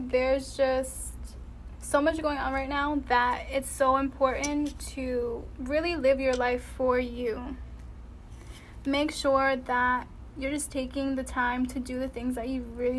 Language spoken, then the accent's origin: English; East Coast, United States; But you gotta think where I'm from. So I'm from the East Coast, like New York is right there.